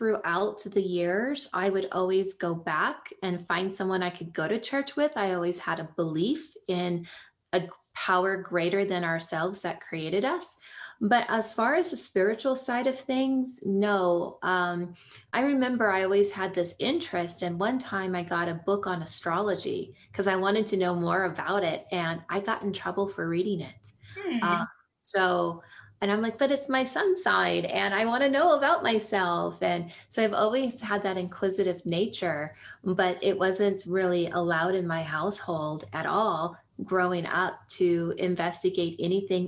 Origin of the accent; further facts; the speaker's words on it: Silicon Valley, California, United States; I grew up actually near the poverty line in Silicon Valley